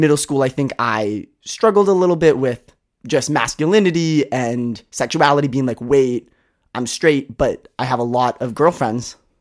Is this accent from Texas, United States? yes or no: no; Seattle, Washington, United States; moved away as an adult; I grew up in Seattle.